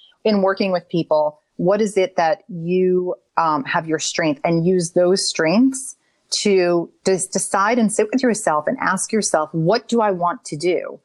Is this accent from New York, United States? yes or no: yes; New York City, New York, United States; now in Nashville, United States; I am from New York City